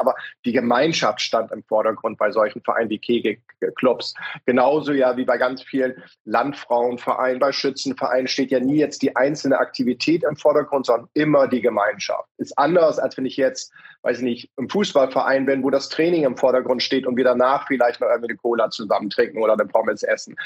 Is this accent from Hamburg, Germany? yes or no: yes; Hamburg, Germany; wir können ja auch als Hamburger